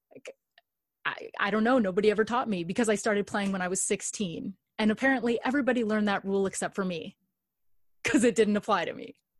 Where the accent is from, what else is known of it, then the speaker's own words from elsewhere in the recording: Los Angeles, California, United States; I grew up in Los Angeles or just outside